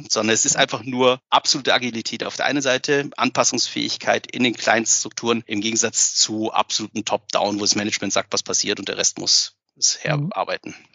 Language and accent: German; Bavaria, Germany; ich komme selber aus Bayern